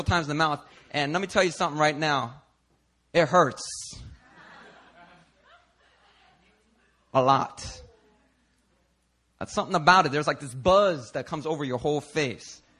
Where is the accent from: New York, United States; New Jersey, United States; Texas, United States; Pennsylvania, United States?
Pennsylvania, United States; Philadelphia; Growing up in Philadelphia, I mean, the streets, they are not nice to you